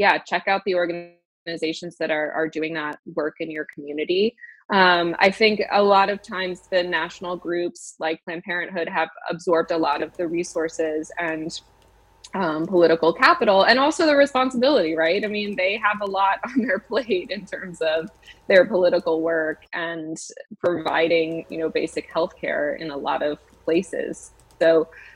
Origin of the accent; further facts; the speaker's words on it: Massachusetts, United States; my home state of Massachusetts